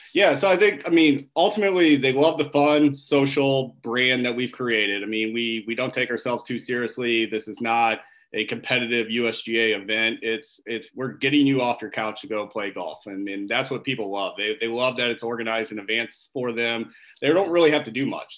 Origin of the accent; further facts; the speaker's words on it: O'Fallon, Illinois, United States; growing up, my my family owned an ice cream uh, store in in our hometown of O'Fallon, Illinois. I'm from the Midwest